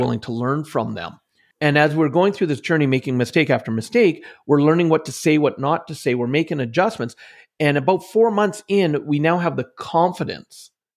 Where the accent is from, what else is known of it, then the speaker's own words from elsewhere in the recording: central Alberta, Canada; growing up in Canada, in central Alberta, most of my life